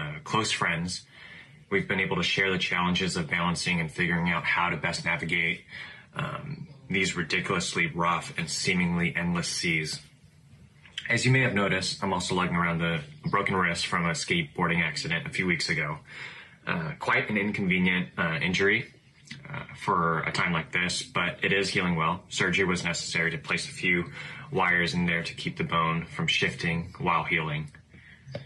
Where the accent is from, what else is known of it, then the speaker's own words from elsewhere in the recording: Orange County, California, United States; I am from Orange County, California